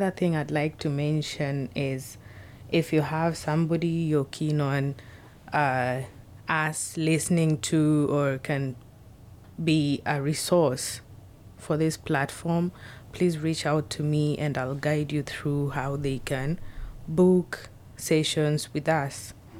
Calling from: Seattle, Washington, United States; This is …. I'm speaking from Seattle, Washington.

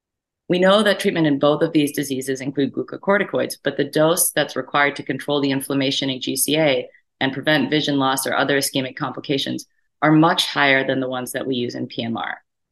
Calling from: Chicago, Illinois, United States; and I'm talking now from Chicago, Illinois.

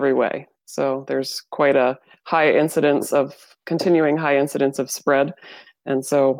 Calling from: Lancaster, Pennsylvania, United States; I'm calling in from Lancaster, Pennsylvania.

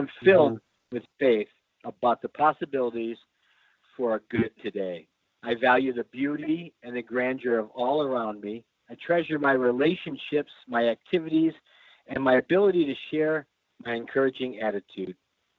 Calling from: Clay Township, Michigan, United States; I'm calling from a little town called Clay Township. It's just north of Detroit, right on the canal

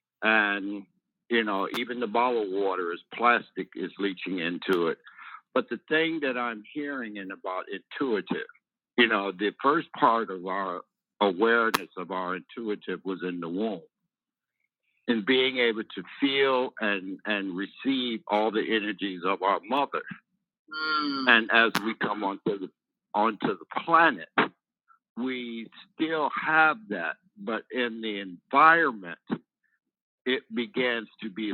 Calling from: Georgia, United States; I'm calling you from the stolen lands of the Muscogee Creek in Edenton, Georgia.

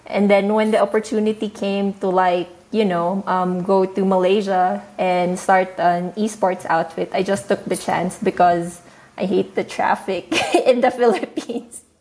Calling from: Shanghai, China; So I'm speaking from Shanghai. Right now is 9 p.m. for me.

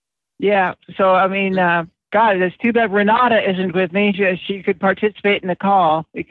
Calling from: Los Angeles, California, United States; calling from Sherman Oaks.

